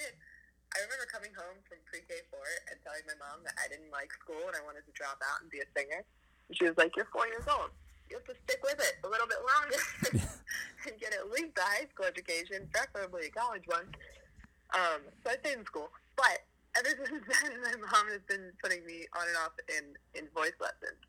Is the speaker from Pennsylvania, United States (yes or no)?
yes; Philadelphia, Pennsylvania, United States; I am born and raised in Philadelphia, suburb of Philadelphia.